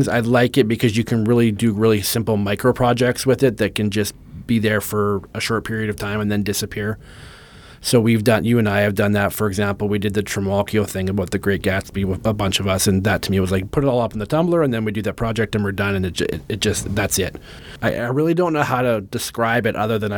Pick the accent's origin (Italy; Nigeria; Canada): Canada; as a Canadian